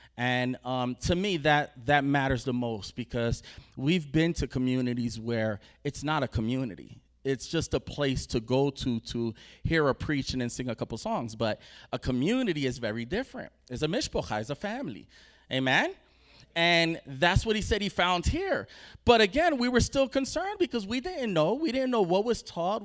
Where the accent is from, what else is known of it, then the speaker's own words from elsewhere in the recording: New Jersey, United States; we're from New Jersey, so we're east